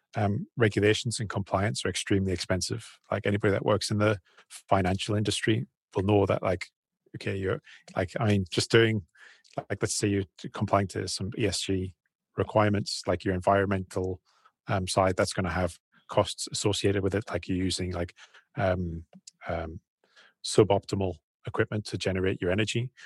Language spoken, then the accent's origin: English; United Kingdom; moved away as an adult; also born or lived in China; we're British guys